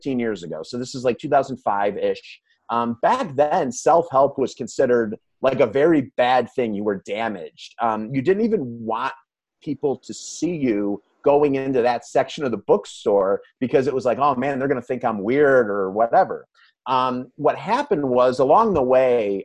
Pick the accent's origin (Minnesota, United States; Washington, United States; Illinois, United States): Illinois, United States; Calumet City; I grew up in Calumet City, which is in the south suburbs of Chicago.